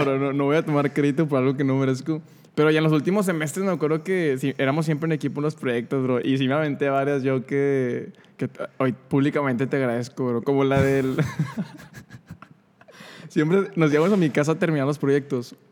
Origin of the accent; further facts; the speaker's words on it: San Nicolás de los Garza, Nuevo León, Mexico; yo vivía en San Nicolás cuando, cuando era niño